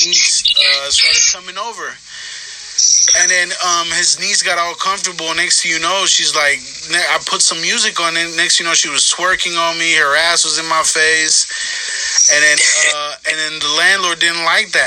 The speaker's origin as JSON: {"language": "English", "town": "Richmond", "region": "California", "country": "United States", "lives_now": "Stockton, United States", "said": "I live in Stockton, by the way, right now. I'm from Richmond, but I live in Stockton"}